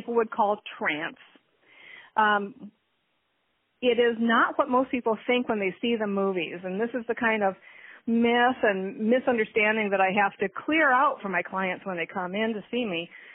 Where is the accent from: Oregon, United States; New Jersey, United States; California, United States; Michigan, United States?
Michigan, United States; also born or lived in Minnesota; I was born in Michigan